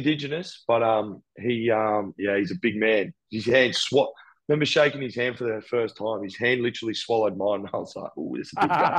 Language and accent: English; Gold Coast, Queensland, Australia; born or raised there; also born or lived in Brisbane